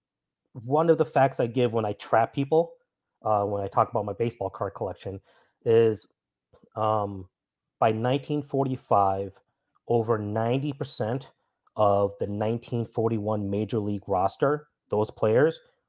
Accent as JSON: {"language": "English", "region": "Minnesota", "country": "United States", "moved": "yes", "said": "I'm from Minnesota originally"}